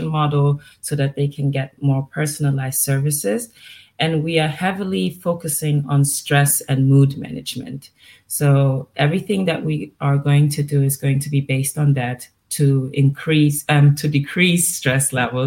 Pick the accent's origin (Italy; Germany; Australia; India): Germany; also born or lived in Miami; I was born and raised in Germany. That's where I am right now. But my family is from Ivory Coast and Ghana